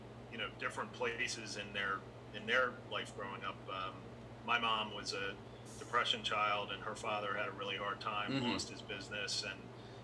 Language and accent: English; Williamsburg, Virginia, United States; growing up in Virginia